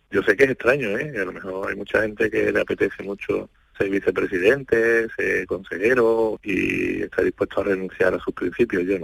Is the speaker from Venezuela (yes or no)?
no; Andalusia, Spain; por tanto como demócrata, como andaluz, pues mire, yo